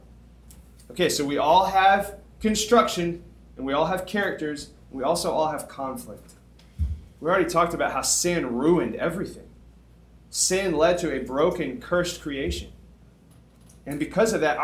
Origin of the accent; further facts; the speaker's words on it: Tuscumbia, Alabama, United States; moved away; My hometown, when I moved from Tuscumbia, I moved from a town of 7,000 people to 7 million people